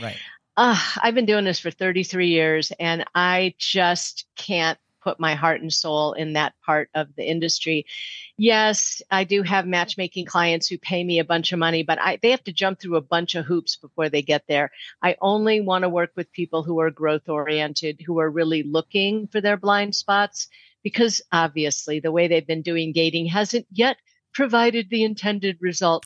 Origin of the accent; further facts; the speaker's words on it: St. Louis, Missouri, United States; moved away; I grew up in St. Louis, so I moved back there